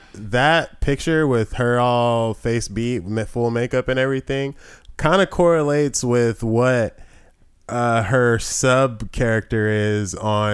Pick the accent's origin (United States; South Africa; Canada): South Africa; I'm white South African.